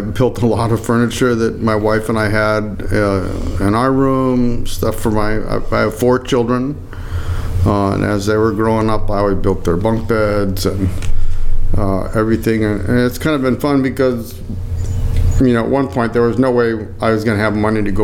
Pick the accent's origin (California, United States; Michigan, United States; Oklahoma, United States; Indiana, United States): Michigan, United States; Copper Peak; moved away; my hometown, this Copper Peak, Red Bull 400 Copper Peak